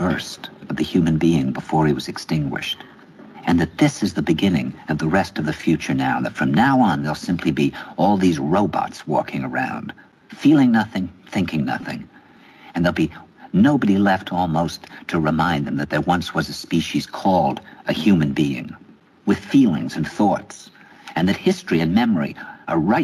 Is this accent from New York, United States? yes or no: yes; New York, United States; New York